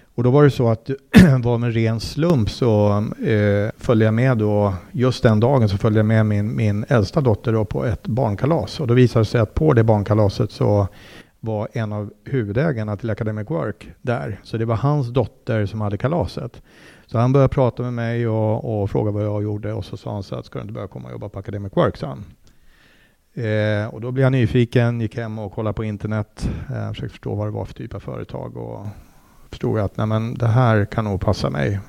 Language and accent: Swedish; Mora, Dalarna County, Sweden; also born or lived in Uppsala / Mexico City; now in Täby, Sweden; jag är ju eh, född och uppvuxen i Mora i Dalarna